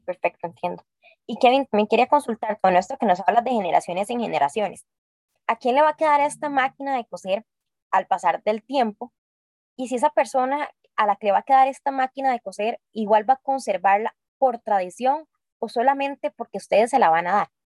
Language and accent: Spanish; Costa Rica; nuestra linda Costa Rica